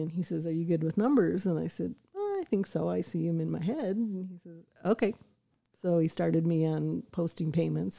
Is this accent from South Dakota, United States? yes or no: yes; Aberdeen, South Dakota, United States; moved away as an adult; now in Rapid City, United States; Aberdeen, South Dakota.